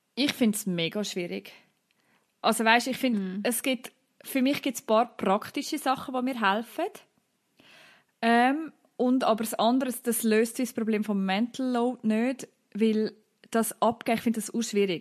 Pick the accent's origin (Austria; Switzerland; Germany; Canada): Switzerland; Central Switzerland; bei uns in der Innerschweiz